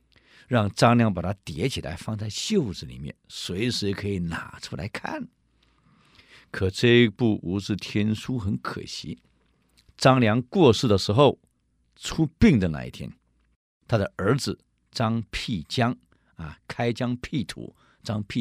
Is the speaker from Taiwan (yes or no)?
no; China; 我们中国人有一句话呀，需要的不多，可想要的太多。